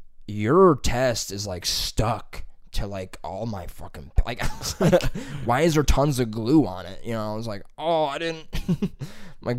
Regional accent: Columbus, Ohio, United States; I'm also from Columbus, you know.

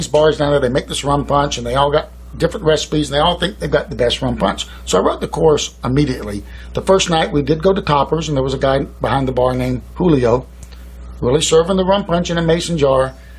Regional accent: South Georgia, United States; moved away as an adult; also born or lived in Hawaii / Chicago; I came from South Georgia. I was raised on the beaches around Jekyll Island, St. Simons, but I wanted to see the world, and I did.

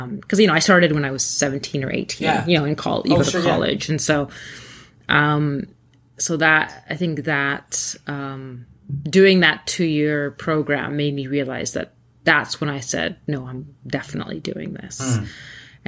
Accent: Thunder Bay, Ontario, Canada; English is a second language; I grew up in Thunder Bay

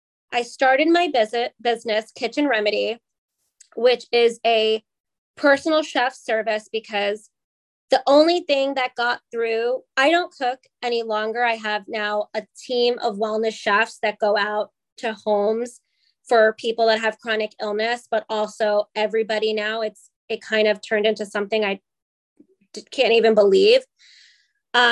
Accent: East Coast, United States; We're both from the East Coast.

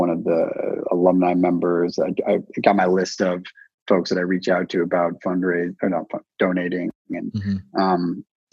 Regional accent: Idaho, United States; moved away as an adult; also born or lived in West Coast; I grew up in Idaho. I kind of split time. I'm more of a West Coast guy.

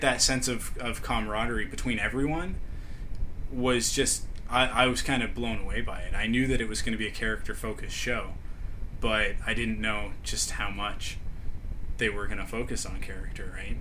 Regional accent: Canada; me being a Canadian

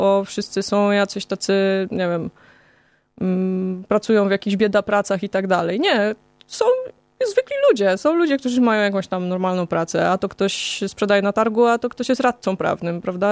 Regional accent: Kozienice, Masovian Voivodeship, Poland; moved away as an adult; ja pochodzę z małego miasteczka, e, z Kozienic

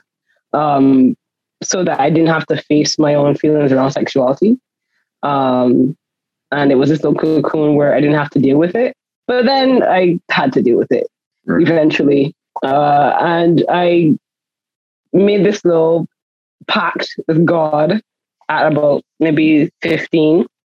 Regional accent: Barbados; accent: Barbadian; Barbados accent is, like, literally out there. Like, like literally as far east as we are, so is our accent

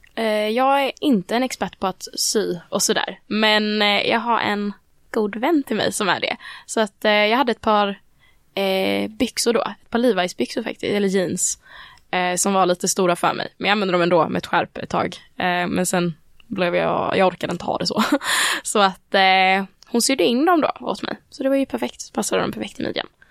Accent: Växjö, Kronoberg County, Sweden; min hemstad i Växjö

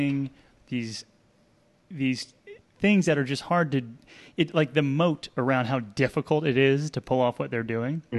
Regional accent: New Jersey, United States; also born or lived in New York; now in Asheville, United States; I grew up in New Jersey

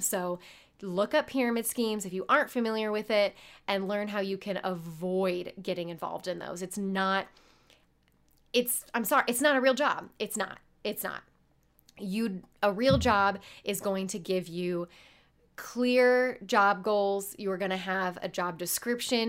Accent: Carmel, Indiana, United States; I grew up in Indianapolis, Indiana, uh, more specifically Carmel, Indiana.

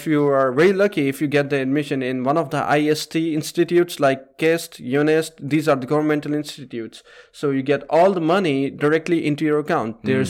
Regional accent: Pakistan; So coming from Pakistan, which is very polluted, and we have a lot of smog issues in winter.

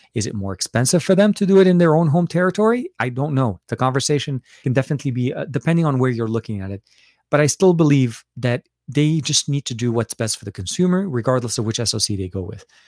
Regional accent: Lebanon; moved away; I'm from Lebanon as well. So we grew up with a lot of British candy

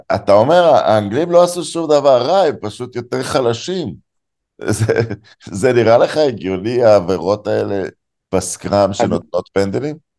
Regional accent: Israel; אני נולדתי בארץ

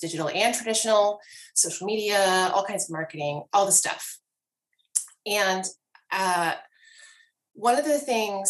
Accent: Columbia, South Carolina, United States; I'm from Columbia

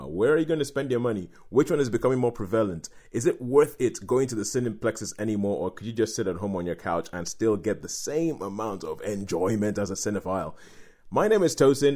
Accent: Nigeria; when I was young, growing up in Nigeria

